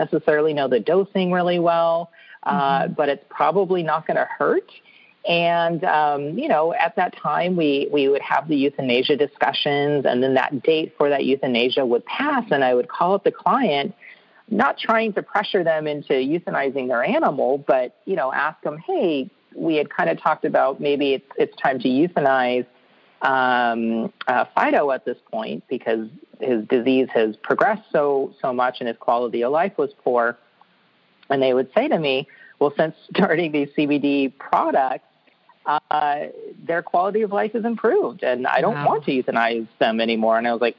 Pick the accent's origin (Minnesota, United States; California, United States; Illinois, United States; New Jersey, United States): California, United States; I came from California, and marijuana is legal for 21 and up adults for recreational uses